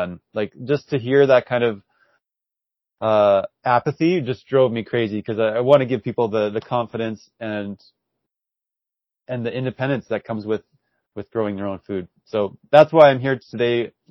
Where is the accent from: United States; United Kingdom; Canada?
Canada; Saskatoon, Saskatchewan; I'm from Saskatoon and born and raised here